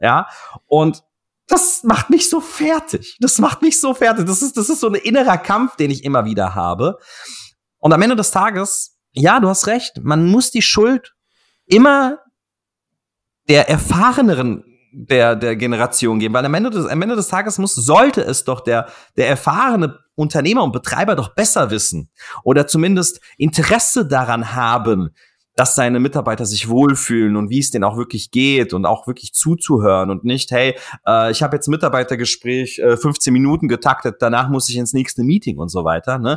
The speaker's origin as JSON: {"language": "German", "town": "Offenbach am Main", "region": "Hesse", "country": "Germany", "tie": "born there", "said": "Bruder, aus Offenbach, ja, was, wo, wo soll ich hin, Alter, weißt du, Schwein, ich bin in Offenbach geboren, was willst du von mir"}